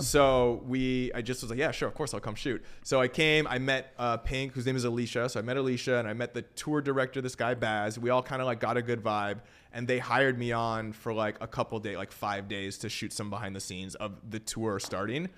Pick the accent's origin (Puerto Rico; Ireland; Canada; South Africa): Canada; Vancouver, British Columbia; moved away as an adult; now in Los Angeles, United States; I'm from Vancouver, Canada originally.